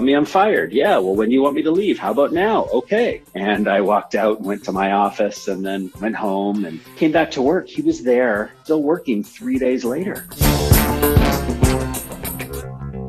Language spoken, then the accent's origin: English; Vancouver, British Columbia, Canada; also born or lived in San Francisco, United States; I'm based in Vancouver, was born in San Francisco. So at a young age, I moved from the United States as an American. Became a Canadian